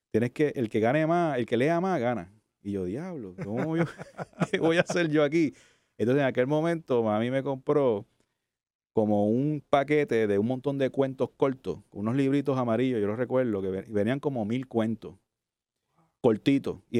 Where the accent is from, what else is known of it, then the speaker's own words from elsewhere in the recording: Cataño, Puerto Rico; also born or lived in Santurce, San Juan; yo nací en Santurce, de hecho. Ok, vecino. me crié en Cataño, eso sí, me crié en Cataño, Santurcino, eh, nací aquí. Eh, y soy de área metro, o sea, estudié en Bayamón, en la Discípulo de Cristo, que es un colegio evangélico.